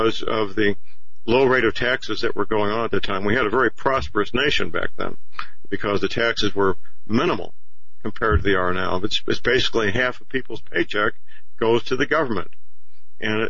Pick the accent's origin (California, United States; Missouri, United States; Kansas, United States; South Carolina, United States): Missouri, United States; St. Louis; St. Louis, my hometown